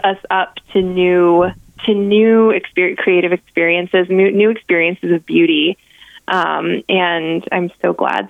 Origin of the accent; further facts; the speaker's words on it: Ireland; as an Irish fiddlers very often sort of stick to the melody, and I'm one of those people.